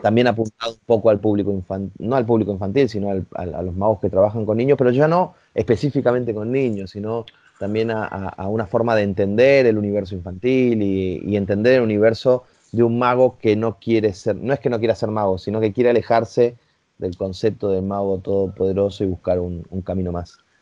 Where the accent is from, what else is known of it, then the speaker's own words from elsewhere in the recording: Rosario, Santa Fe, Argentina; en Argentina, yo soy de Rosario